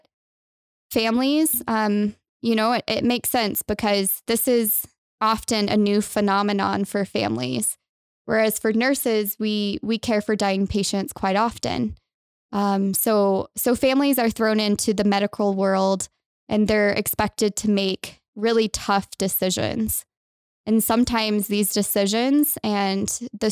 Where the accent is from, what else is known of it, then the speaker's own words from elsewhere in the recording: Texas, United States; moved away as an adult; now in Utah, United States; I'm originally from Texas